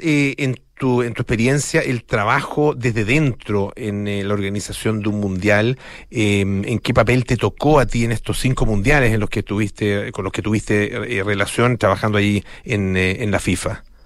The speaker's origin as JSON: {"language": "Spanish", "country": "Chile", "said": "como chilenos"}